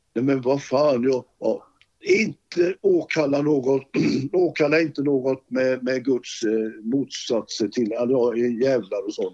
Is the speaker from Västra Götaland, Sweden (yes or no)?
yes; Gothenburg, Västra Götaland, Sweden; moved away as an adult; now in Sala, Sweden; Jag var ju född i Olskroken